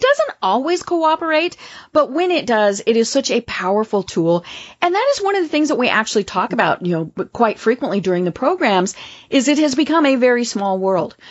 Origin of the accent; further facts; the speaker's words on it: Colorado, United States; my home state